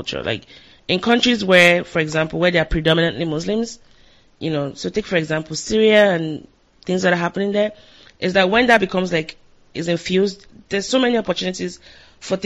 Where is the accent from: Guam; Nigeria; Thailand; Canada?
Nigeria; now in United States; I grew up in Nigeria